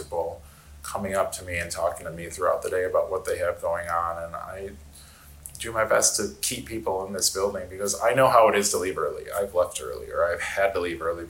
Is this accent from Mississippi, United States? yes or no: no; outside of Chicago, Illinois, United States; moved away as an adult; also born or lived in Northwest Indiana / Denver, Colorado; I grew up outside of Chicago